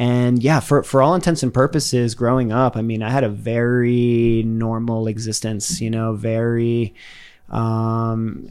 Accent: Worcester, Massachusetts, United States; I grew up in Worcester. I grew up in the second largest city in New England

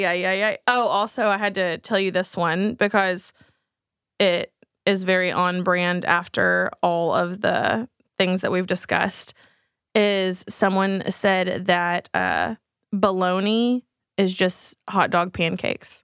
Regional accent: Texas, United States; we're from Texas

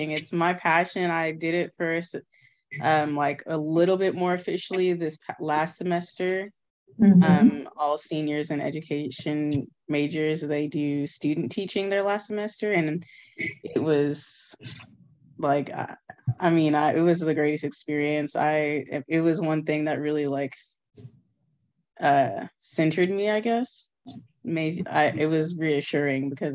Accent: Austin, Texas, United States; I'm from Austin.

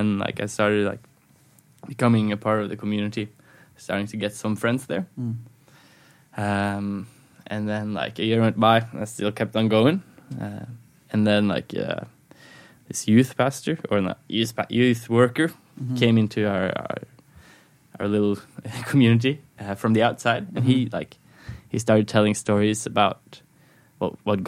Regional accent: Skien, Telemark, Norway; now in Oslo, Norway; I grew up in a Christian home. I grew up in Skien, a city like an hour and a half away from Oslo

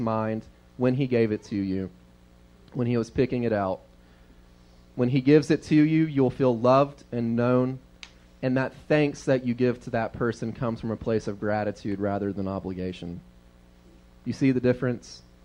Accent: the South, United States; we were raised in the South

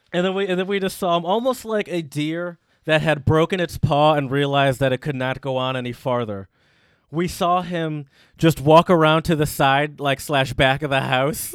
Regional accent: Detroit, Michigan, United States; moved away as an adult; Ann Arbor's not my home. I grew up in Metro Detroit

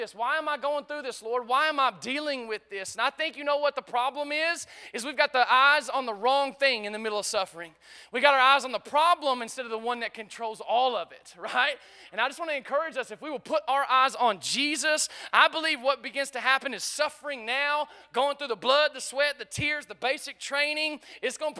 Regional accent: United States; growing up in America

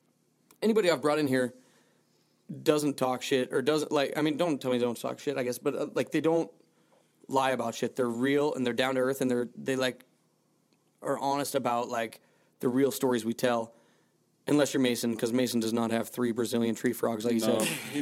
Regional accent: Malta; Because I came from Malta.

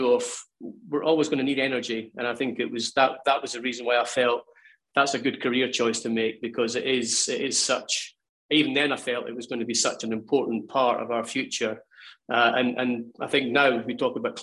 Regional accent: Kirkcaldy, Scotland, United Kingdom; moved away; very fond memories of growing up in Kirkcaldy

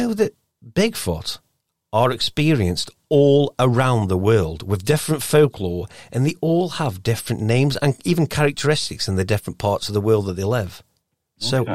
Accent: Stoke-on-Trent, West Midlands, United Kingdom; I am from Stoke

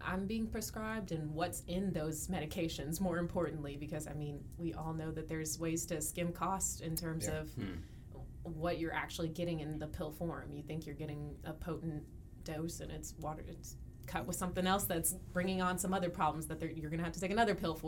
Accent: Dallas, Texas, United States; I born and raised in Dallas

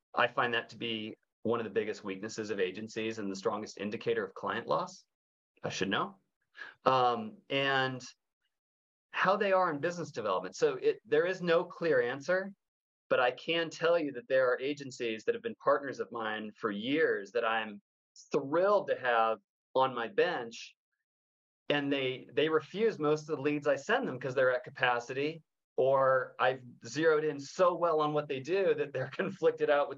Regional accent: Northern California, United States; I'm from Northern California

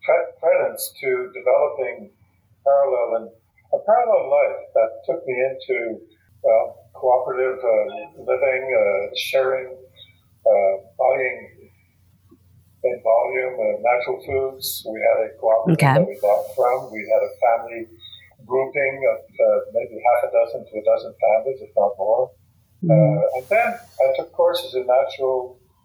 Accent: Quebec, Canada

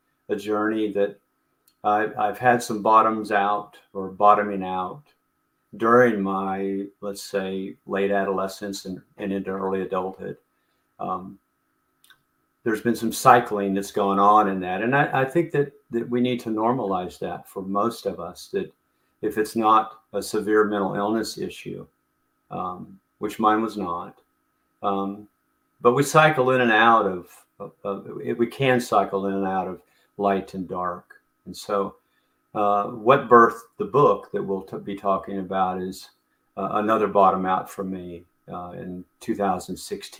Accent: Elizabethtown, Kentucky, United States; I grew up in Elizabethtown, Kentucky, which I used to refer to as a small town in Kentucky

